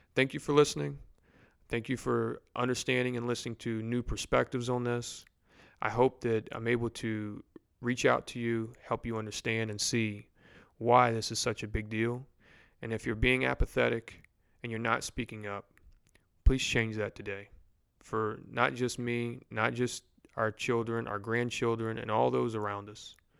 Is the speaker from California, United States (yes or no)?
no; Louisiana, United States; Baton Rouge in my hometown or home city